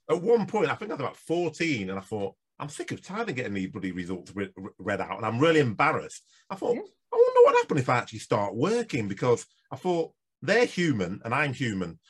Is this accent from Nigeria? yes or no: yes; Nigeria; moved away; I come from Nigeria